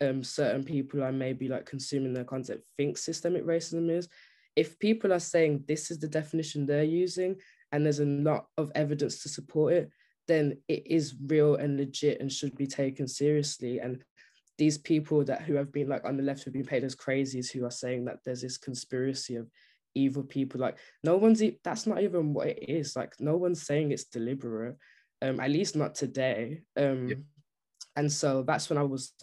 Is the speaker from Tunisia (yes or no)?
no; United Kingdom; as a Brit.